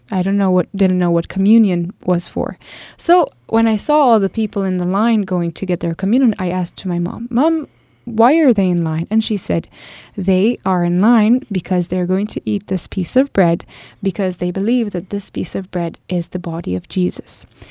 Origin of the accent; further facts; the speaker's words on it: Italy; I come from Italy